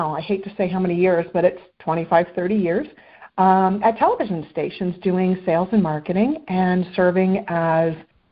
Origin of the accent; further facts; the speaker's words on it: Boca Raton, Florida, United States; also born or lived in Baltimore, Maryland / Glen Arm, Maryland; now in West Palm Beach, United States; moved to Palm Beach County when we were all very young, and grew up here locally, local for me now. I'm in West Palm, but grew up in Boca Raton, Florida